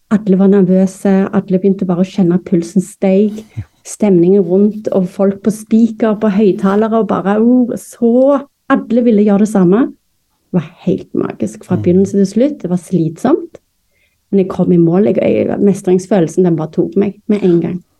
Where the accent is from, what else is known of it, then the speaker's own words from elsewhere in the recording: Stavanger, Rogaland, Norway; accent: Stavanger dialect; moved away as an adult; also born or lived in Florida, United States / North Dakota, United States / Moss, Norway; now in Bærum, Norway; er jo født og oppvokst i Stavanger